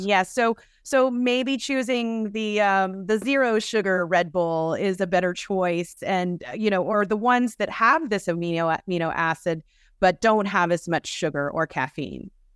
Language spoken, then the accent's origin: English; Georgia, United States; I'm from Georgia